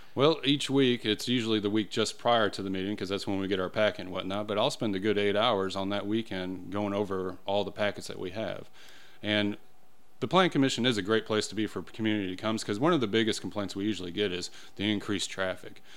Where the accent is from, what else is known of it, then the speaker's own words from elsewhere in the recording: Illinois, United States; moved away as an adult; also born or lived in Carmel, Indiana; now in Brownsburg, United States; originally, I'm not even from I, Indiana. I'm from Illinois